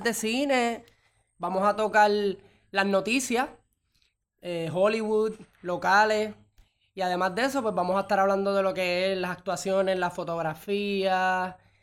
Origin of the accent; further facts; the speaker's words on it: Puerto Rico; en mi país, en Puerto Rico